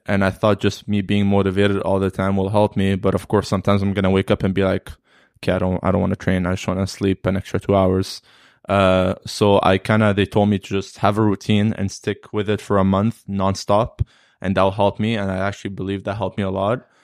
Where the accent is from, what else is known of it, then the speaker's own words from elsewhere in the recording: Alexandria, Alexandria Governorate, Egypt; now in Canada; I'm from Alexandria, so I just did tournaments in Alexandria